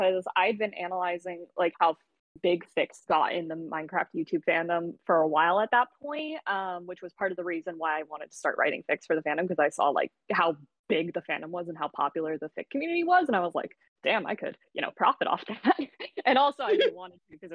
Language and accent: English; San Diego, California, United States; my hometown, San Diego